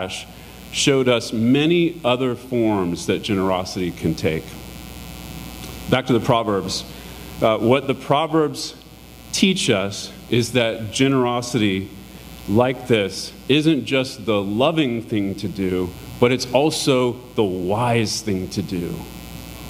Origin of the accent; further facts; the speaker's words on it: United States; us as American Christians